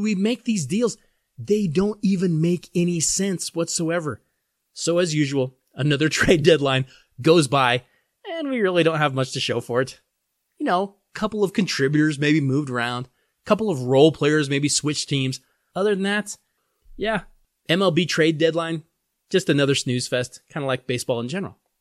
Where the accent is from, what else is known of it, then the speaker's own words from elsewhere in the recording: Colorado, United States; my hometown state of Colorado